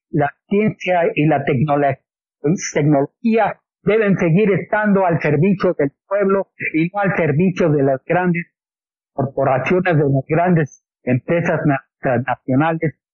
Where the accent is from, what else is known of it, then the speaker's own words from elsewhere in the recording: Mexico; estamos hermanados porque somos mexicanos